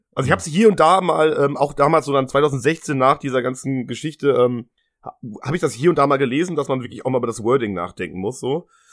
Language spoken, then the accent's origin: German; Germany; wir sind beide in Deutschland aufgewachsen